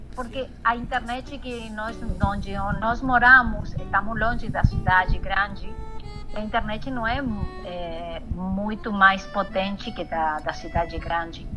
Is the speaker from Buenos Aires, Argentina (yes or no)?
no; Paso de los Libres, Corrientes, Argentina; Portuguese is a second language; Onde eu me criei, onde eu morei, eh, nasci, como é Passo de los libres fronteira aí com, com Brasil